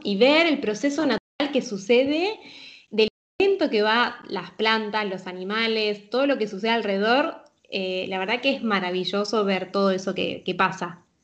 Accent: Argentina; moved away as an adult; also born or lived in Buenos Aires, Argentina / Mexico; now in Switzerland; en Buenos Aires, Argentina, soy argentina

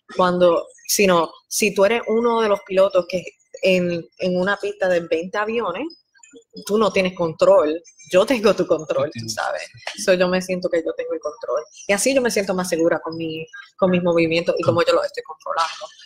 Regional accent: Puerto Rico; also born or lived in Guatemala; yo no nací en Puerto Rico, nací en Guatemala, pero me crié en Puerto Rico

